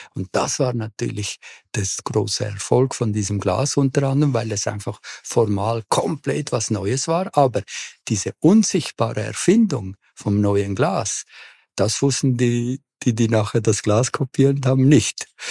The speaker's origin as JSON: {"language": "German", "region": "Córdoba", "country": "Argentina", "tie": "born or raised there", "also_born_or_lived": "Buenos Aires", "moved": "yes", "lives_now": "Zurich, Switzerland", "said": "Also geboren bin ich in Buenos Aires, aber wirklich aufgewachsen bin ich in Cordoba."}